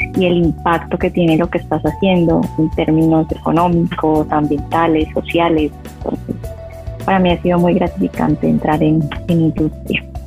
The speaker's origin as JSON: {"language": "Spanish", "town": "Jamundí", "region": "Valle del Cauca", "country": "Colombia", "tie": "born or raised there", "said": "yo soy de un pueblito al sur, al sur del valle, que se llama Jamundí. Ahí la tierra del Cholado, yo nací, crecí ahí."}